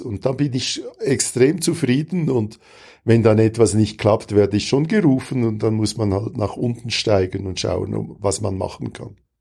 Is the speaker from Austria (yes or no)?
no; Switzerland; moved away; Wir äh, als Schweizer